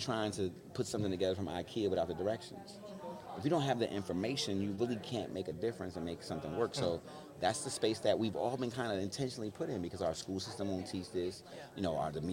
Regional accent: Plainfield, New Jersey, United States; I'm from Plainfield, New Jersey, so I did not grow up around a lot of white people

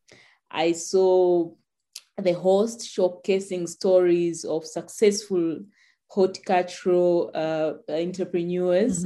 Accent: Tanzania; I'm from Tanzania, where agriculture is dominated by smallholder farmers

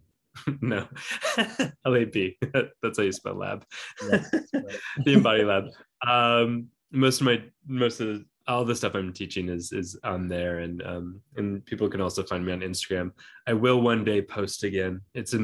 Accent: Minnesota, United States; moved away; I grew up in Minnesota for some years

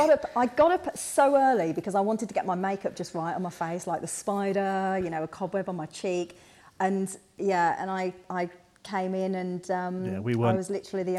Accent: Birmingham, West Midlands, United Kingdom; accent: Brummie; now in Abu Dhabi, United Arab Emirates; I'm from Birmingham. I'm in Abu Dhabi. I still sound like a Brummie here in Abu Dhabi. I've still got the accent of a Brummie.

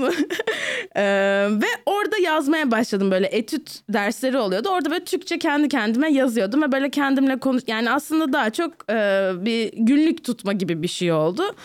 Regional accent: Turkey; also born or lived in New Jersey

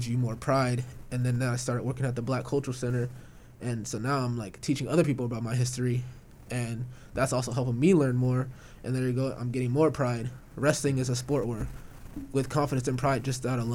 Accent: Dixon, California, United States; moved away as an adult; now in Corvallis, United States; I'm from Dixon, California, which is a lot like Corvallis.

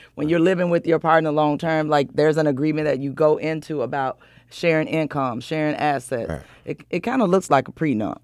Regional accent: the South, United States; I'm from the South

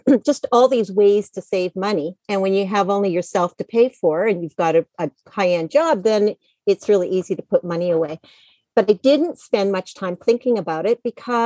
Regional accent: Canada; moved away as an adult; also born or lived in United States; now in Penang, Malaysia; I grew up in Canada. I moved to the States in the late 90s

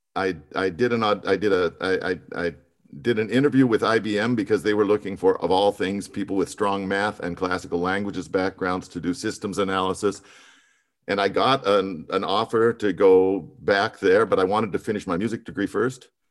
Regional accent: Missoula, Montana, United States; now in Austria; I grew up in Missoula, Montana

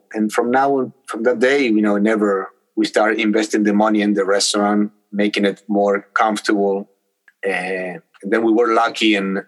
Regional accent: Buenos Aires, Argentina; moved away as an adult; now in United States; I was born in Argentina, in Buenos Aires, in South America, and my parents too.

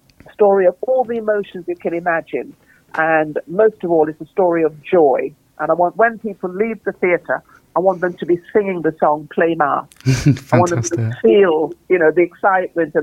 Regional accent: Trinidad & Tobago; moved away; I grew up in this incredible environment of vibrancy of Trinidad

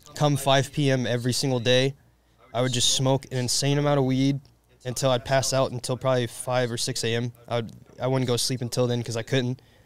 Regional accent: Indiana, United States; just like any Hoosier does, because I'm from Indiana

